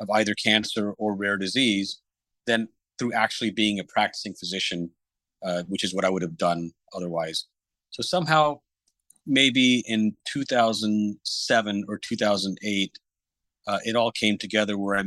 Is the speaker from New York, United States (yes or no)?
no; Fort Worth, Texas, United States; I grew up in Fort Worth, Texas